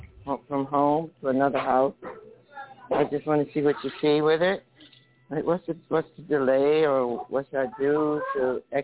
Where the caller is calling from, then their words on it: New Jersey, United States; New Jersey.